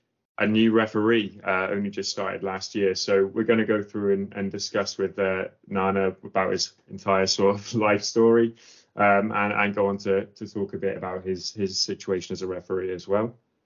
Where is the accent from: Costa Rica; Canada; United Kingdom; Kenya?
United Kingdom; England; I think myself and John were both born in England.